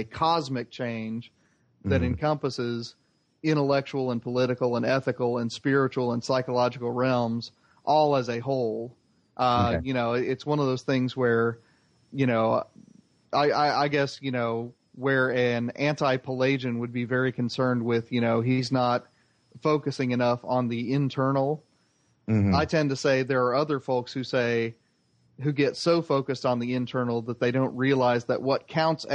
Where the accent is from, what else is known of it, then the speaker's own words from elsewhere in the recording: Indiana, United States; Muslims with whom I grew up with in Indiana